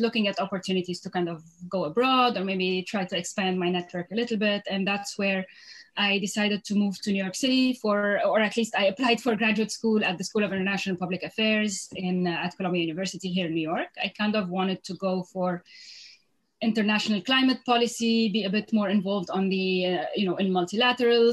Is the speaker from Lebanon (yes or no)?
yes; Lebanon; moved away as an adult; also born or lived in Beirut / Europe; now in New York City, United States; I'm originally from Lebanon. I was born in Lebanon.